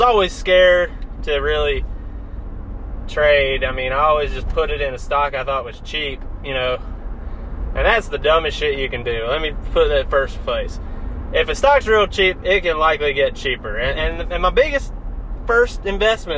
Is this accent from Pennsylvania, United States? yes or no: no; North Carolina, United States; also born or lived in New Jersey; Born in New Jersey, but I call North Carolina home.